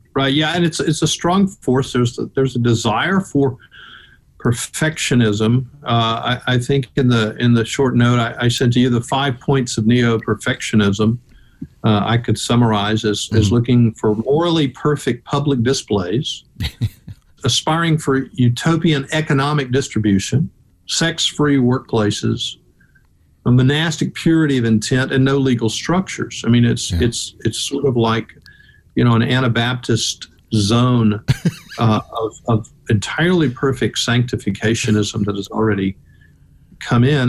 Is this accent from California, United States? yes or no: no; Memphis, Tennessee, United States; now in Atlanta, United States; in Tennessee, you know, I lived in Memphis